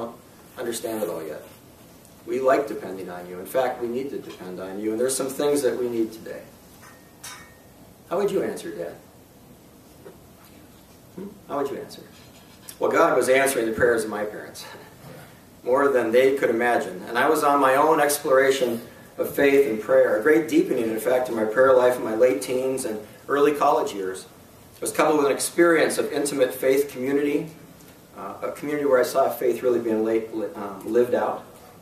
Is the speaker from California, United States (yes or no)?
no; North East, Pennsylvania, United States; I grew up in Northeast Pennsylvania, which is not in Northeast Pennsylvania. Okay, Northeast Pennsylvania is a small farm town in Northwest Pennsylvania, and it's close to Erie.